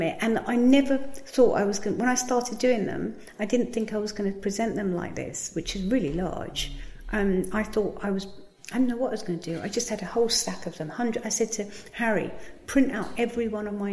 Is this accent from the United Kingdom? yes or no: yes; Margate, South East England, United Kingdom; I come from Margate